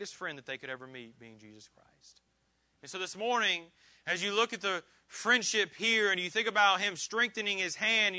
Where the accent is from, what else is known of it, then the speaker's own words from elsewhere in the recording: Indiana, United States; moved away; also born or lived in Georgia; I have a ton of friends that I grew up with in Indiana. I have friends I grew up with in Georgia.